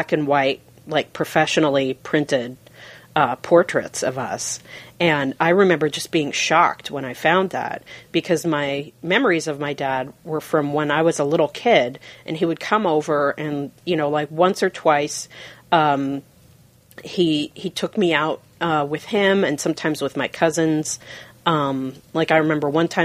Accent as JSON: {"language": "English", "town": "Seattle", "region": "Washington", "country": "United States", "tie": "born or raised there", "said": "I was raised in Fremont"}